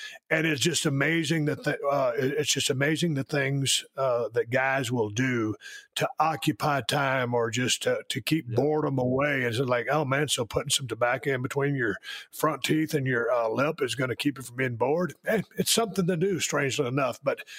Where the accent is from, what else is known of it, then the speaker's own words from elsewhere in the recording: Georgia, United States; I am from Georgia.